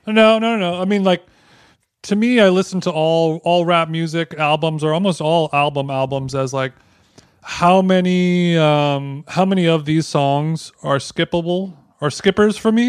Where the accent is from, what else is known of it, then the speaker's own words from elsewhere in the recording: Huntington Beach, California, United States; my hometown of Huntington Beach, California